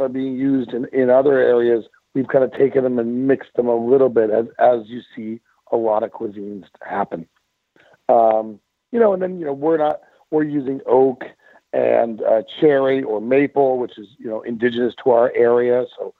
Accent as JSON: {"language": "English", "region": "East Coast", "country": "United States", "tie": "born or raised there", "also_born_or_lived": "Seattle, Washington", "said": "I was born in Seattle and grew up out here on the East Coast"}